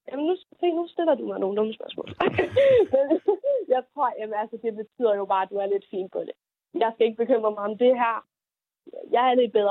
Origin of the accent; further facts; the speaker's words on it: Jutland, Denmark; Og jeg ved ikke, om det er, fordi jeg er jyde.